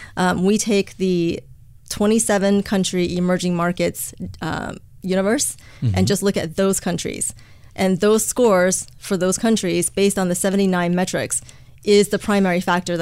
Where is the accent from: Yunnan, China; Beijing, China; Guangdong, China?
Beijing, China; also born or lived in United States / Hong Kong; I was born in Beijing, and I grew up in both China and the U.S., going back and forth between the two countries.